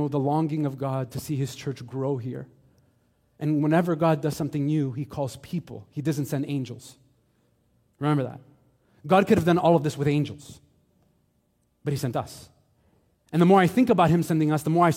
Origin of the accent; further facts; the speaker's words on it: Montreal, Quebec, Canada; also born or lived in St. Leonard / Laval; I grew up here in Montreal. I grew up in St. Michel.